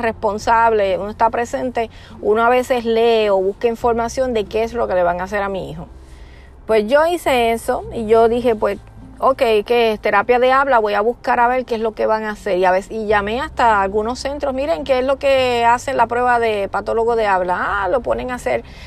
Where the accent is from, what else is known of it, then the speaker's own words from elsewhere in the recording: Puerto Rico; yo soy de Puerto Rico